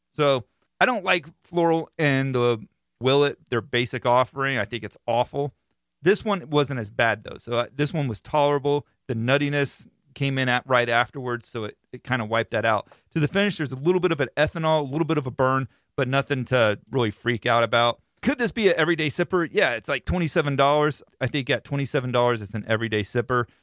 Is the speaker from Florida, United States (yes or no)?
yes; Florida, United States; being that I am from Florida, I live in Florida